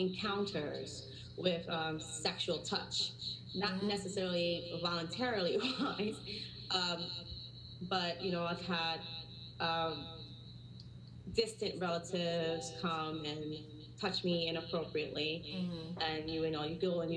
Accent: New York City, New York, United States; also born or lived in Orlando, Florida; now in St. Augustine, United States; I am originally from Spanish Harlem, New York

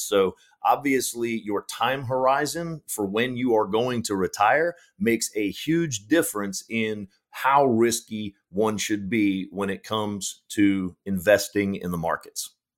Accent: Powder Springs, Georgia, United States; I grew up in Powder Springs, Georgia

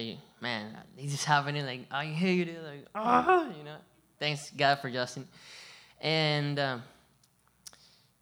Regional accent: Venezuela; also born or lived in Colombia / Hilton Head, South Carolina; now in Bluffton, United States; I come from Venezuela, and I've been in Colombia too, and over here

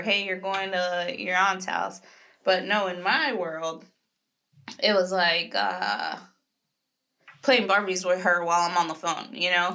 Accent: Florida, United States; now in Jacksonville, United States; I'm from Florida

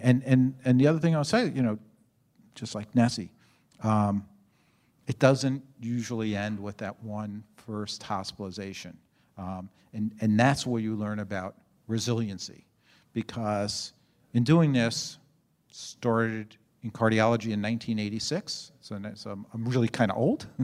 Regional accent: New York City, New York, United States; moved away; I was born and raised in New York City in Brooklyn, actually. Um, and, and in If people know Brooklyn, a small part of Brooklyn called Canarsie.

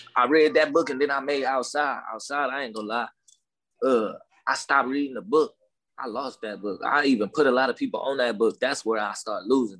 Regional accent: Los Angeles, California, United States; accent: down south slang; I was born in Watts

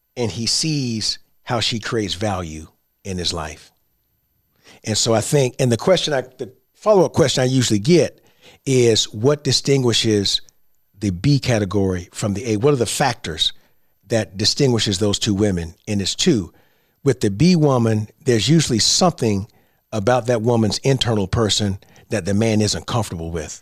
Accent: Central Florida, United States; I grew up in Central Florida

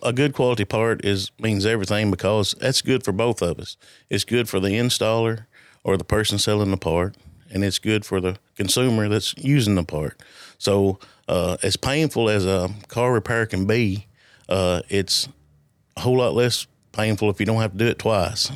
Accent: Alexandria, Tennessee, United States; I grew up in Alexandria. Uh, I've never lived anywhere else.

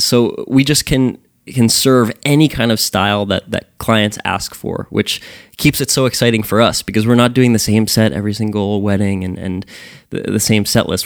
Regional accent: Sayreville, New Jersey, United States; I'm born and raised in Sayreville, New Jersey.

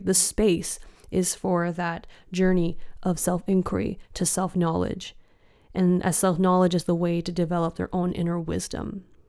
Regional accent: Richmond, British Columbia, Canada; moved away as an adult; now in Copenhagen, Denmark; my hometown of Richmond

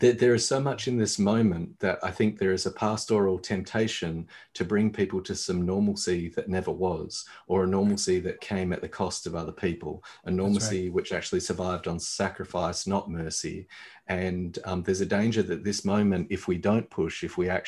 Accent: Australia; particularly as Australian

